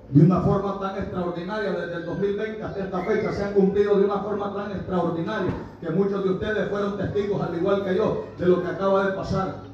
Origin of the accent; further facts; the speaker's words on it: Honduras; de mi tierra Honduras, al menos que sea de allá de Santa Rosa de Copamba